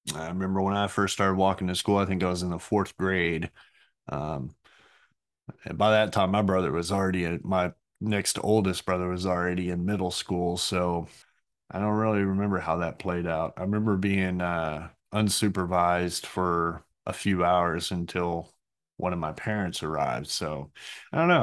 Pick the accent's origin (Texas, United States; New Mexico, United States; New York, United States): Texas, United States; Burleson; growing up in Burleson